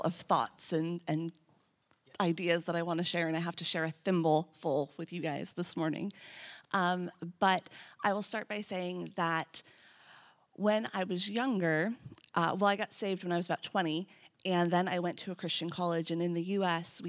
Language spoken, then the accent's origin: English; United States; I'm American